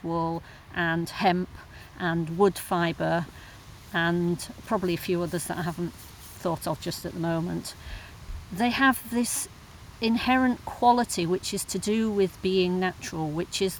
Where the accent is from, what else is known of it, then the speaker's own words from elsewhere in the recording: Wakefield, Yorkshire and the Humber, United Kingdom; now in Todmorden, United Kingdom; in Wakefield, my hometown